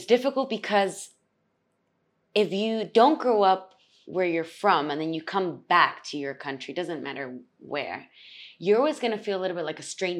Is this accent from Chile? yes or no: yes; Chile; also born or lived in Peru; Yes, I am Chilean, but I was born in Peru.